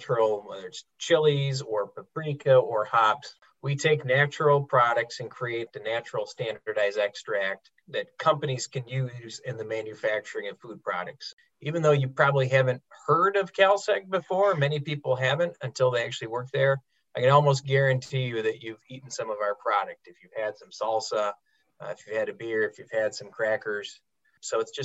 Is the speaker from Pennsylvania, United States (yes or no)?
no; Traverse City, Michigan, United States; I grew up in Traverse City, Michigan. I was born and raised there.